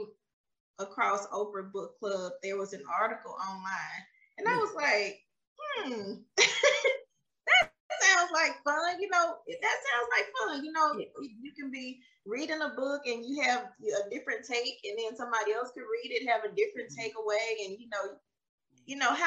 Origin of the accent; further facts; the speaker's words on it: Mississippi, United States; moved away as an adult; also born or lived in Alabama; I'm originally from Mississippi.